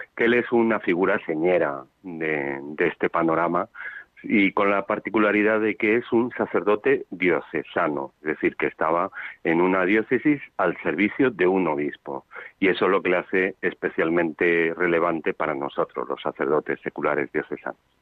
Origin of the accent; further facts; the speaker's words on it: Zamora, Castile and León, Spain; now in Madrid, Spain; no renuncio de mis orígenes zamoranos que siempre son de Castilla la Vieja